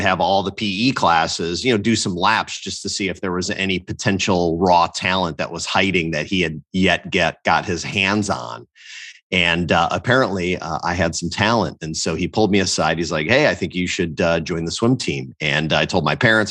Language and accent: English; Northwest Indiana, United States; born and raised in Northwest Indiana, about a half hour south of Chicago.